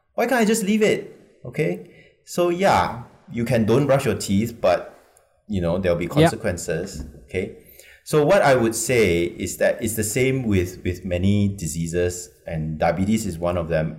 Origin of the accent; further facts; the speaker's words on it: Malaysia; as a Malaysian